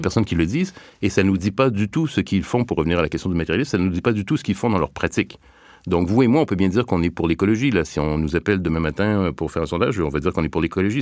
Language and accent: French; Montreal, Quebec, Canada; je viens du Québec, donc euh, de la banlieue de Montréal